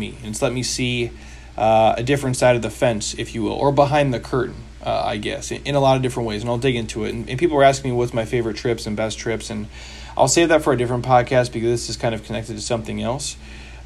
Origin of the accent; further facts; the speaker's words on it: United States; I'm from here, so obviously I'm biased, but I'm an American dude, you know, through and through